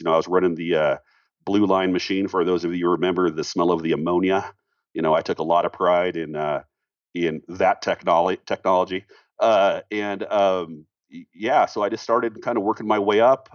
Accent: Seattle, Washington, United States; now in Colorado, United States; I'm out here in Colorado as well. I'm from Seattle originally

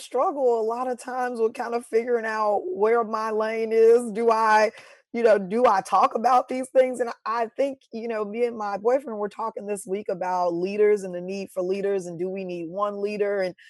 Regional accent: Chicago, Illinois, United States; now in Nashville, United States; And I was like, okay, I'm coming from Chicago. I'm used to being able to go out whenever I want to, find Black people whenever I want to.

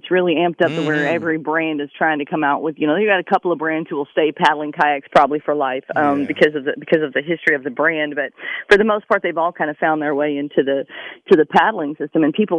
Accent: Tennessee, United States; moved away as an adult; now in Hitchcock, United States; I grew up in Tennessee bass fishing. And when I got down here to Texas, when I got out of service, I moved down here to Hitchcock and hooked in a redfish and a trout.

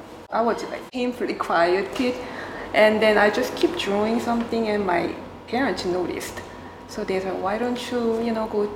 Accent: South Korea; moved away; Yeah, because I was born in South Korea

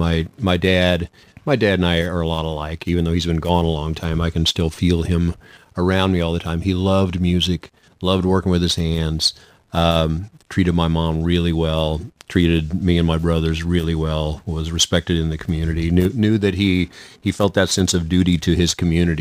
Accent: Norborne, Missouri, United States; I grew up in Mayberry, but I had both parents. It was small town America

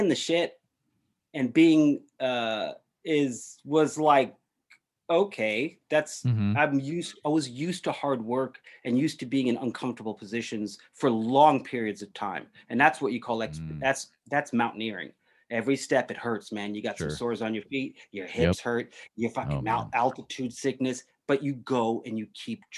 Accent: New York City, New York, United States; I grew up in New York City, Upper East Side

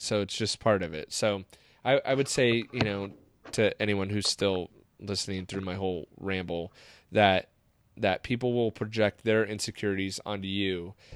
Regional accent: Seal Beach, California, United States; growing up in Seal Beach

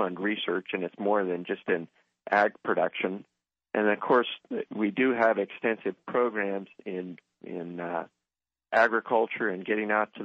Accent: Central Valley, California, United States; I spent a lot of time growing up in the Central Valley, and actually during the summer times, I did work in the grape vineyards

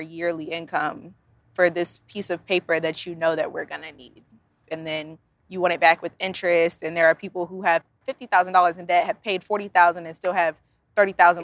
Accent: Virginia Beach, Virginia, United States; I am from Virginia Beach, Virginia

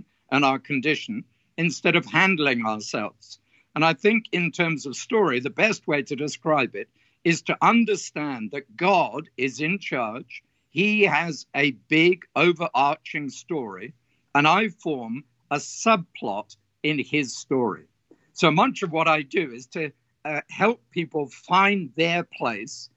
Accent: south of England, United Kingdom; moved away as an adult; now in Australia; I was brought up in England on a farming community in the south of England

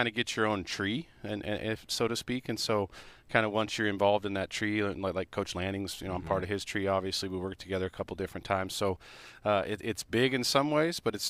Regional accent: Edmonds, Washington, United States; also born or lived in Oregon; now in Eugene, United States; I'm from Edmonds, Washington

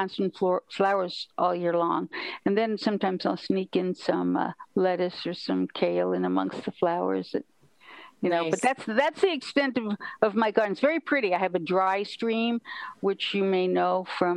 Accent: New York City, New York, United States; moved away; also born or lived in Kyoto, Japan; I was a kid from New York City.

